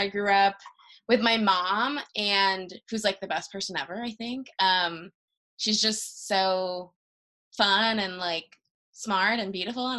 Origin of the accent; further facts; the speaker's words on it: Miami, Florida, United States; So growing up here is a very distinct experience.